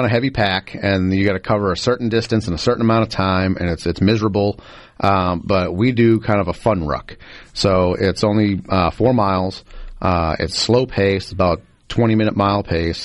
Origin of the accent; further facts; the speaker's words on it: Boston, Massachusetts, United States; moved away as an adult; now in Mississippi, United States; I'm originally from Boston